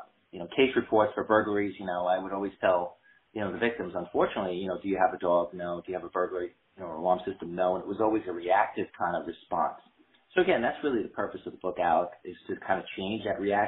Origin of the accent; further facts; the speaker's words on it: North Shore of Long Island, New York, United States; now in North Carolina, United States; growing up on the North Shore of Long Island